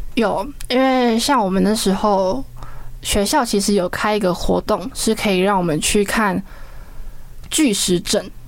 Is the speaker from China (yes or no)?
no; Kinmen County, Taiwan; 我们是从台湾来的